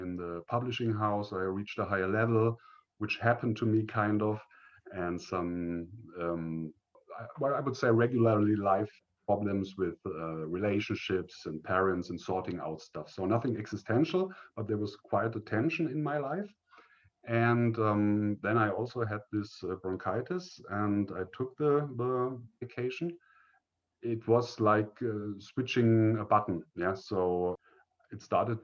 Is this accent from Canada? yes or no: no; northern Bavaria, Germany; I grew up in the northern part of Bavaria in Germany